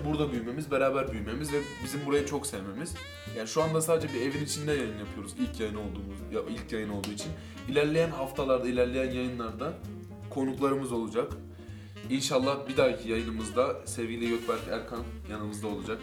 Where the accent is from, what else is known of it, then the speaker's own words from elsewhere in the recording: Ankara, Turkey; yaklaşık 10-15 yıldır aynı semtin çocuklarıyız. Aynı şekilde büyüdük